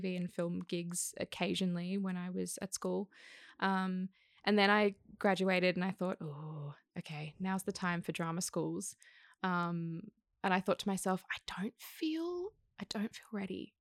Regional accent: Sydney, New South Wales, Australia; I grew up in Kensington

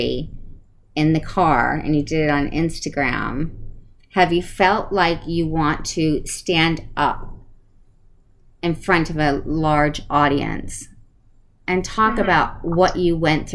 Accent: Connecticut, United States; moved away; I grew up in Connecticut, so it's super cold

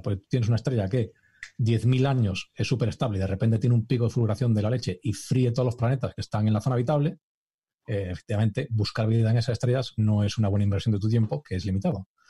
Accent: Galicia, Spain; now in Cambridge, United Kingdom; yo que soy gallego

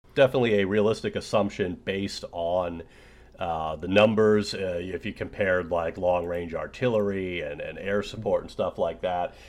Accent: United States; also born or lived in Russia; I'm an American citizen

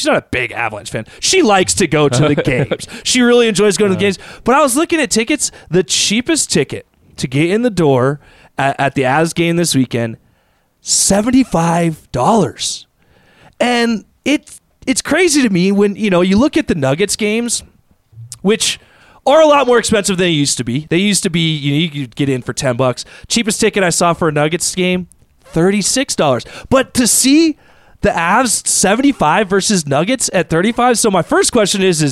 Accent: Littleton, United States; I grew up in Littleton

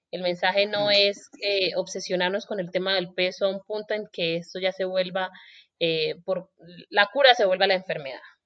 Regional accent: Colombia; yo soy colombiana

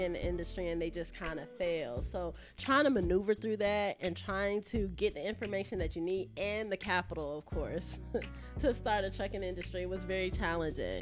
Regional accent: Jacksonville, Florida, United States; also born or lived in Pensacola, Florida; I'm from Duval. I was born in Pensacola, been in Jacksonville since I was about 3 years old

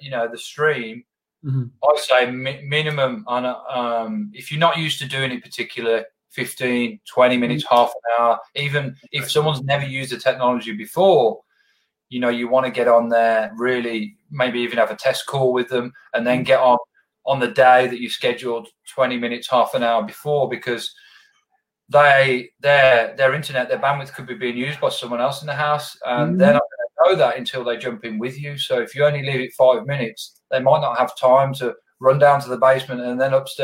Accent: Birmingham, West Midlands, United Kingdom; accent: Birmingham; people wouldn't be able to understand me because of my Birmingham accent, which is quite thick.

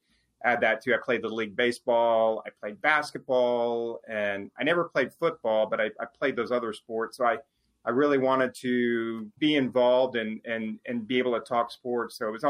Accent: Texas, United States; I grew up as an Astros fan. I grew up as a Texan, or excuse me, not a Texans fan.

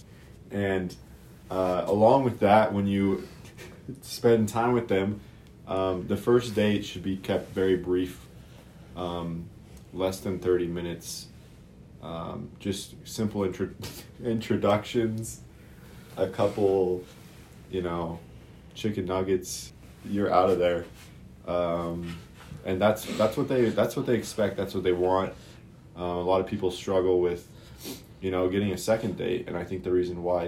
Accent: Arizona, United States; now in Idaho, United States; am from Arizona

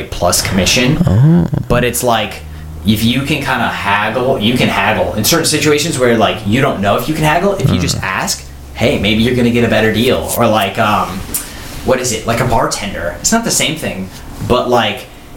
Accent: United States; as an American

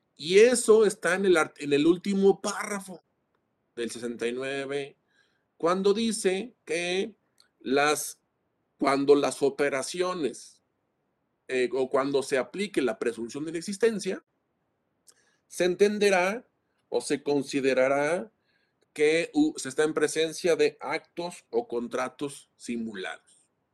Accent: Mexico; como mexicanos

